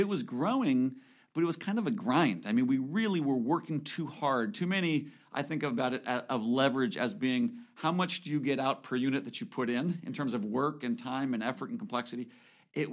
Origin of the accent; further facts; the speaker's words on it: California, United States; also born or lived in Washington; I grew up in California